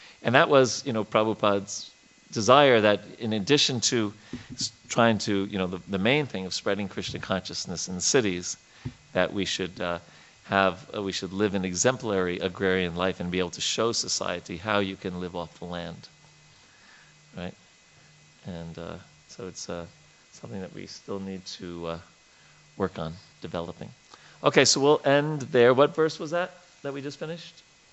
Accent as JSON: {"language": "English", "region": "New York", "country": "United States", "tie": "born or raised there", "moved": "yes", "said": "as a kid growing up in New York"}